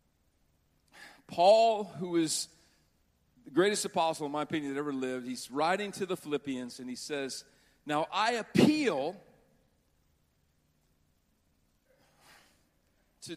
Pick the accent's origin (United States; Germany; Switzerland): United States; Butte, Montana; When I was growing up in Butte, Montana, it was terrible